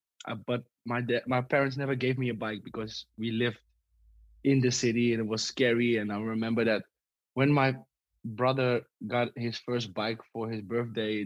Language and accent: English; Amsterdam, North Holland, Netherlands; I live in the West. I was brought up in the West. I live in the West right now.